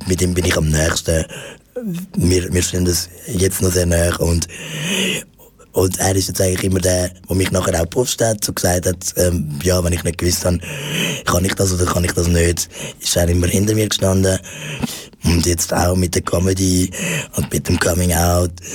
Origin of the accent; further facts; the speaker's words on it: Zurich, Switzerland; ich bin äh, in der Familie von meiner Mutter aufgewachsen, ähm, da in, in Zürich